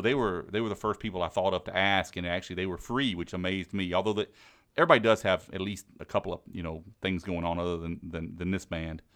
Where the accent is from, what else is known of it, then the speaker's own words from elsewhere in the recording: Mississippi Gulf Coast, United States; moved away as an adult; now in Maryland, United States; I'm from Mississippi, down from the, uh, Gulf Co-, Coast region.